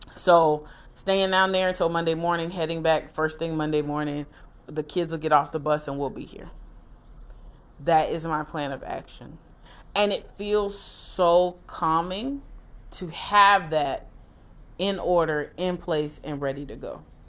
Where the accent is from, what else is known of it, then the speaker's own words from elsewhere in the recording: Broward County, Florida, United States; moved away; I'm from Broward.